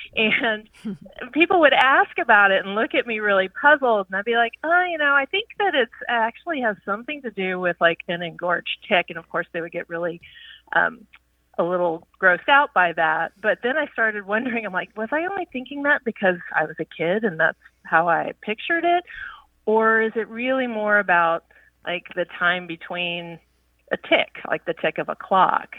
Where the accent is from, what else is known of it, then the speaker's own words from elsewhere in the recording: Virginia, United States; also born or lived in New York / California; now in Tucson, United States; I live in Arizona now, and I, you know, previous to that, I was in New York and in California, but I grew up in Virginia